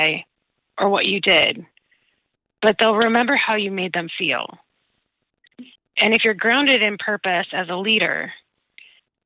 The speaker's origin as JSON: {"language": "English", "region": "Minnesota", "country": "United States", "said": "I'm from Minnesota"}